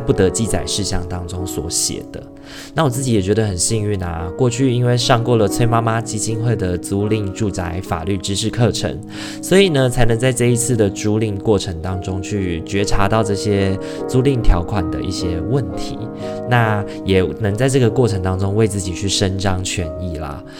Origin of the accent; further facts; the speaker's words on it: Taiwan; 农历年对于我们台湾人来说也是一个很重要的节庆